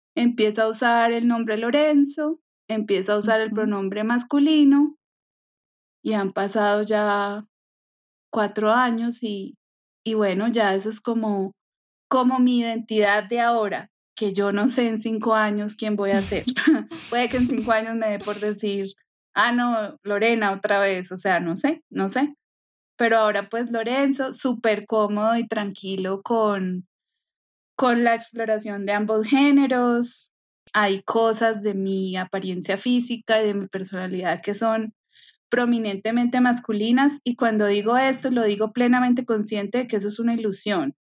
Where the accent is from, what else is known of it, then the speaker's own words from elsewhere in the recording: Medellín, Antioquia, Colombia; moved away as an adult; also born or lived in Barranquilla; creciendo en Medellín